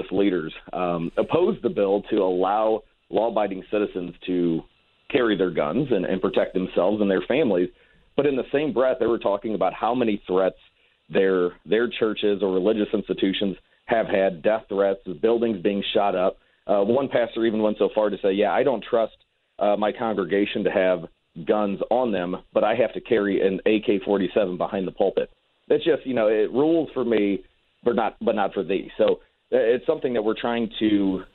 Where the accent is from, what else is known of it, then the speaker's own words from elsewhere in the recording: Ferguson, Missouri, United States; I grew up in Ferguson, Missouri